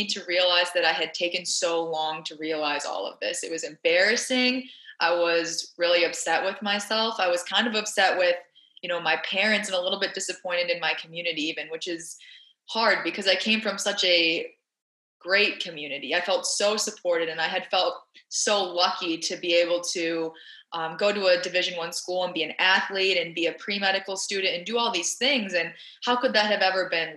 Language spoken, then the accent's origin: English; Saline, Michigan, United States; moved away as an adult; also born or lived in Philadelphia, Pennsylvania; I grew up in Saline, Michigan, which is like the white soccer mom town of America